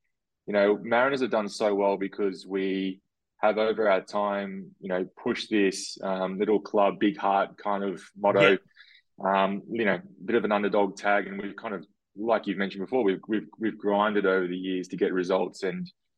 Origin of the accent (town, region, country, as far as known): Sunshine Coast, Queensland, Australia; born or raised there; also born or lived in Ayr, Queensland